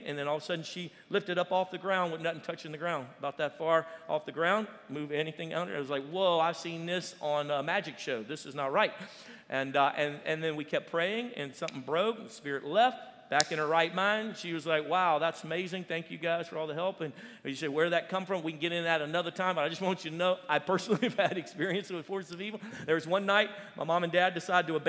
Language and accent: English; Louisiana, United States; we're originally from Louisiana, my family